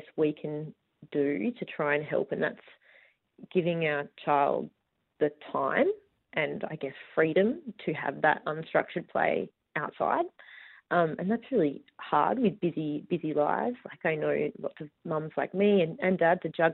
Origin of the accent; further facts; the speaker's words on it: Busselton, Western Australia, Australia; I grew up rurally. I grew up in Busselton